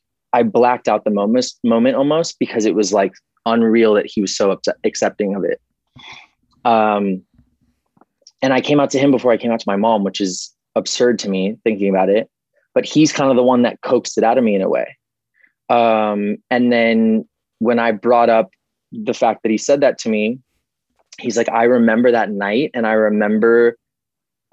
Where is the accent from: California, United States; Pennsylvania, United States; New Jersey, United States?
California, United States; Calabasas; I grew up in Calabasas